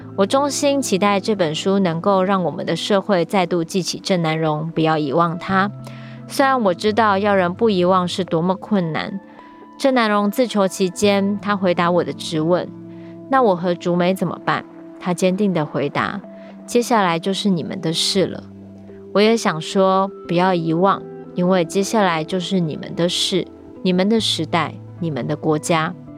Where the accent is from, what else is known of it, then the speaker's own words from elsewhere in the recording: Taiwan; 但是我们自己生长在这里